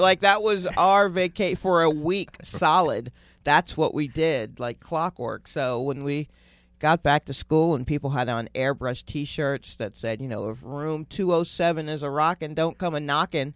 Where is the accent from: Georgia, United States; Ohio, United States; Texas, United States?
Georgia, United States; Stone Mountain; moved away as an adult; also born or lived in Brooklyn, New York / Atlanta, Georgia; now in New York, United States; I was born there